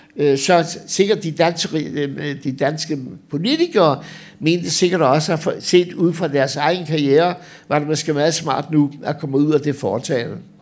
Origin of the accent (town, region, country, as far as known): Denmark